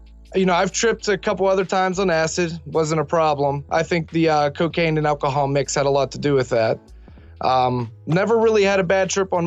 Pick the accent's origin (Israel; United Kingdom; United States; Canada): United States; Millville; my hometown of Millville